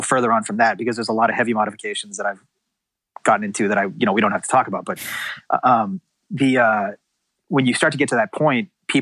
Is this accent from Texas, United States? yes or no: no; Massachusetts, United States; now in California, United States; I grew up in Massachusetts